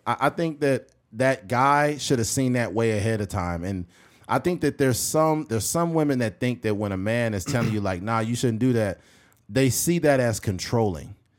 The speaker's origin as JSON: {"language": "English", "country": "United States", "said": "we're American citizens"}